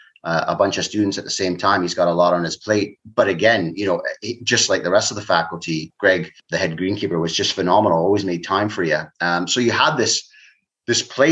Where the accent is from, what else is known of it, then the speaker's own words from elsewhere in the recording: Canada; moved away; growing up in Canada